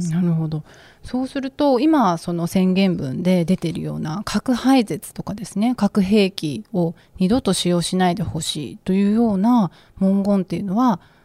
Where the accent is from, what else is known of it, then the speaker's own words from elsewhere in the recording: Okinawa, Japan; 私も出身が沖縄で